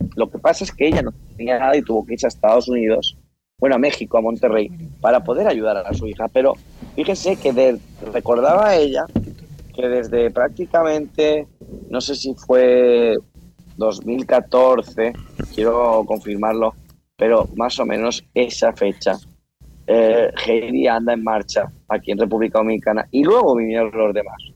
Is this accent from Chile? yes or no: no; Mallorca, Balearic Islands, Spain; nosotros somos de Mallorca